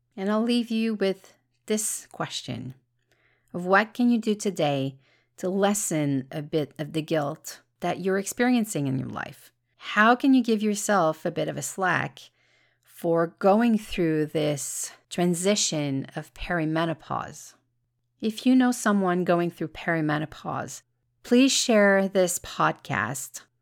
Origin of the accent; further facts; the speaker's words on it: Canada; I'm Canadian